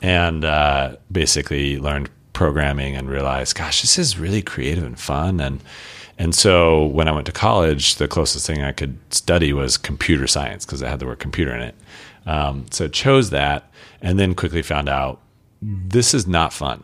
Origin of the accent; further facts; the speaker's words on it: Colorado Springs, Colorado, United States; now in Portland, United States; born and raised in Colorado, uh, Colorado Springs, Colorado